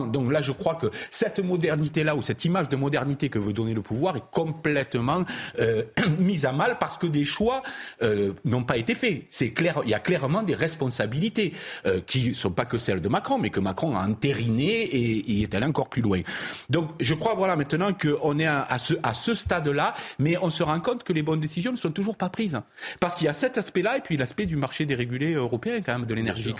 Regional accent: Provence-Alpes-Côte d'Azur, France; moi qui viens du sud de la province

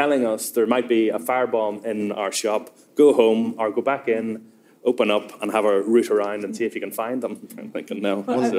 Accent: Northern Ireland, United Kingdom; Obviously, I grew up in the north given my accent

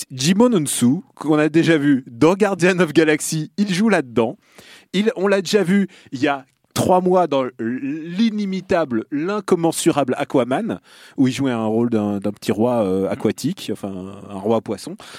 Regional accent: Russia; moved away; là d'où je viens

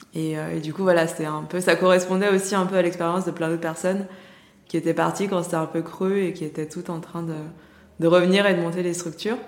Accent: Lyon, Auvergne-Rhône-Alpes, France; j'ai grandi à Lyon

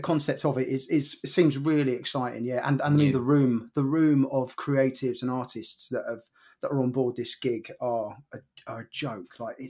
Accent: Bognor Regis, South East England, United Kingdom; also born or lived in Bromley; born in Bromley, but I grew up in Bognor Regis.

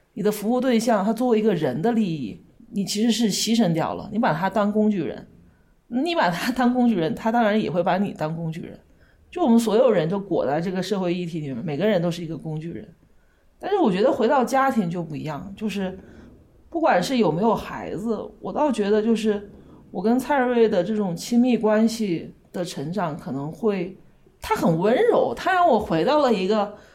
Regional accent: Wuhan, Hubei, China; also born or lived in Beijing; now in Kunming, China; 我就出生在武汉

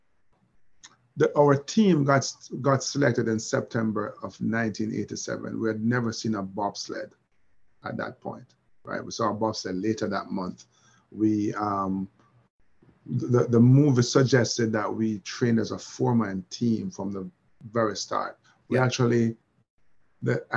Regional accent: Jamaica

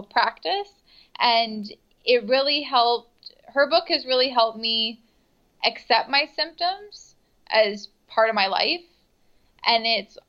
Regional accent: Niagara Falls, Ontario, Canada; now in Toronto, Canada

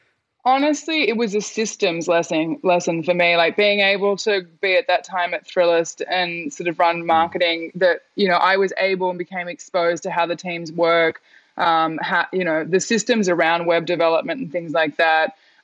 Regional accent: Australia; now in New York, United States; It was funny, as an Australian, you're kind of like London or New York. And for some reason I went to New York.

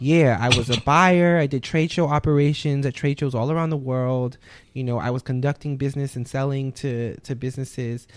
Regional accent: New Orleans, Louisiana, United States; moved away; I'm born and raised in New Orleans, Louisiana

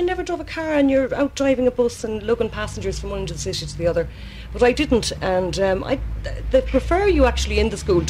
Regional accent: Roscommon, Connacht, Ireland; moved away as an adult; now in Dublin, Ireland; my school days in Roscommon

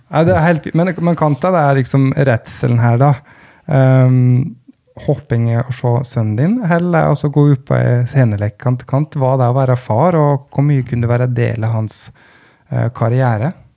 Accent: Gudbrandsdalen, Innlandet, Norway; jeg kom fra Gudbrandsdalen

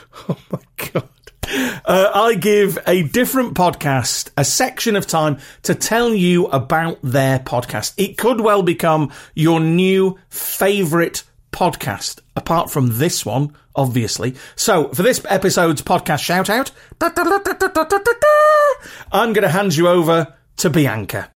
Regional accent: United Kingdom; accent: very regional (British, not Queen's English)

